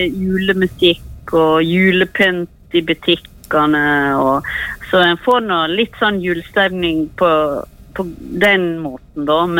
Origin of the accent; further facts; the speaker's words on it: Norway; Jeg var nå hjemme i Norge i mars, april, mai. Og det var kjekt å komme hjem igjen og se snøen.